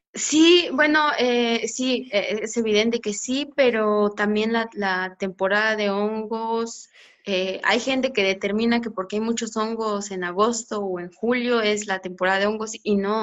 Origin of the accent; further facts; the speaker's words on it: Mixteca Alta, Oaxaca, Mexico; aquí en, en la Mixteca Alta pues se encuentra bosque de conífera, hasta la parte más alta, que es de donde yo soy